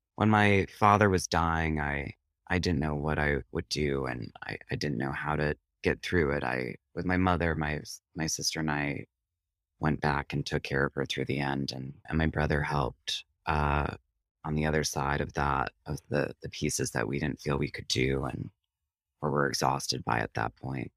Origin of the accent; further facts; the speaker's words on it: Prairie du Sac, Wisconsin, United States; moved away as an adult; also born or lived in Interlochen, Michigan; now in New York, United States; I grew up in Prairie du Sac, Wisconsin